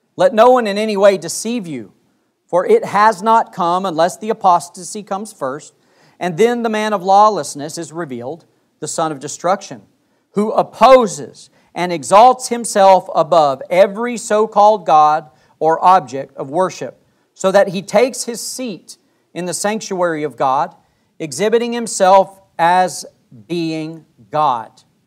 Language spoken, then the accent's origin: English; Wyoming, United States; I grew up in Wyoming.